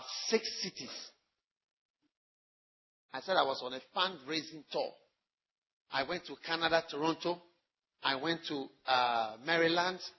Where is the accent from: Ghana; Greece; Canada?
Ghana; being a Ghanaian or African